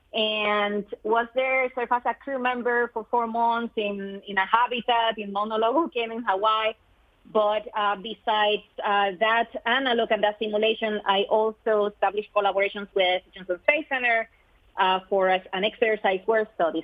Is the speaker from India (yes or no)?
no; Puerto Rico; moved away; I am originally from Puerto Rico, so growing up in that beautiful island